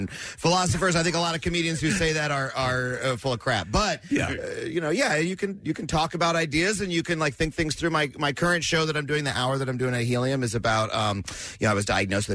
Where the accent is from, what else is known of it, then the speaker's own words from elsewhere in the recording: Long Island, New York, United States; moved away; I grew up on Long Island